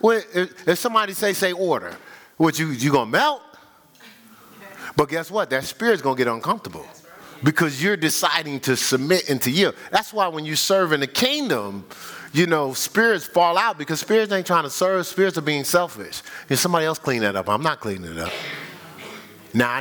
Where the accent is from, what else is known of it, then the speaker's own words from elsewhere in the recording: Newark, New Jersey, United States; I grew up in Newark, but I grew up in what we would call the hood